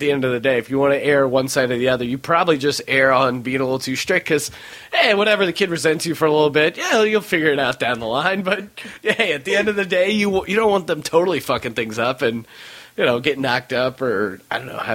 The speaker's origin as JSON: {"language": "English", "region": "Utah", "country": "United States", "tie": "born there", "also_born_or_lived": "New York / Colorado / Pennsylvania", "said": "I was born in Utah, lived in upstate New York, then I lived in Colorado, then I moved back to Pennsylvania, where my parents are originally from"}